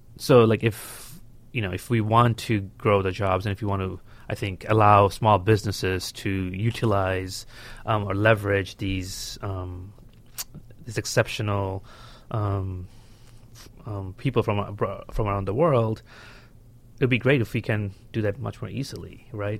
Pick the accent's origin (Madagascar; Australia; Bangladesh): Bangladesh; now in United States; I was born and raised in Bangladesh